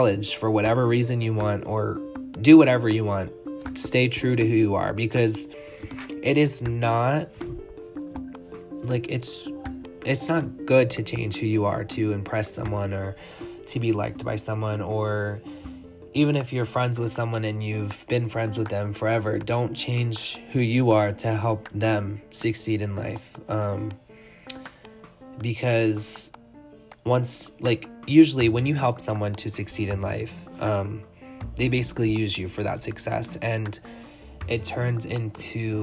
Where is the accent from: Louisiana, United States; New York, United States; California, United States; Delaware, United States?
Delaware, United States; Clayton; I am a small town boy raised by two lovely people, and I am from Delaware. I'm from Clayton, Delaware